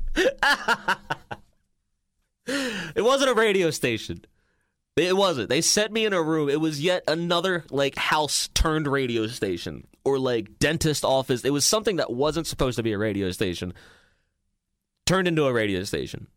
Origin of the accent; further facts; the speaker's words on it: Maryland, United States; moved away as an adult; It's my hometown